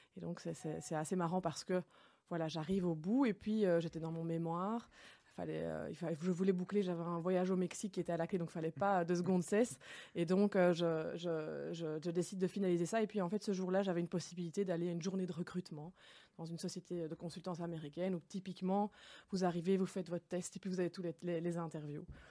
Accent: Enghien, Wallonia, Belgium; now in Brussels, Belgium; j'habite à Bruxelles, mais je suis originaire d'Anguin, hein, donc une ville dans le Hainaut qui est sur la frontière linguistique. Et donc j'ai grandi là-bas

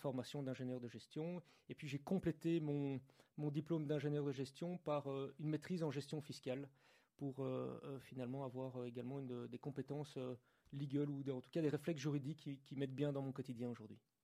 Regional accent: Brussels, Brussels-Capital Region, Belgium; Je suis de Bruxelles

